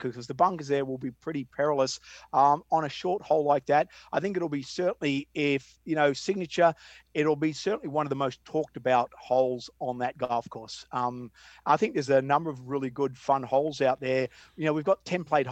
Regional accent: Melbourne, Victoria, Australia; moved away as an adult; now in United States; growing up in Sandbelt, Australia

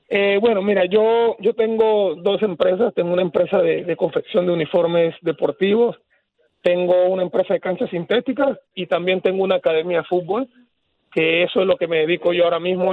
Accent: Panama; nosotros como panameños

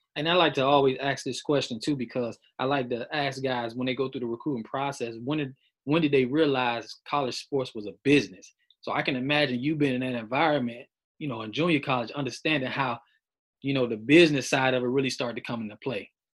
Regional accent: Miami, Florida, United States; I'm from South Florida, Miami

